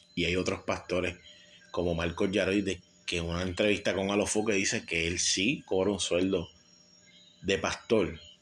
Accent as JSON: {"language": "Spanish", "town": "San Juan", "country": "Puerto Rico", "tie": "born or raised there", "said": "en el residencial Vista Hermosa, de donde yo soy nacido y criado"}